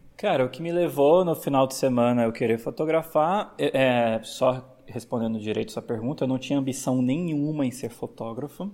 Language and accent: Portuguese; São Paulo, Brazil; moved away as an adult; also born or lived in Vitória; eu sou de São Paulo, mas eu morava em Vitória na época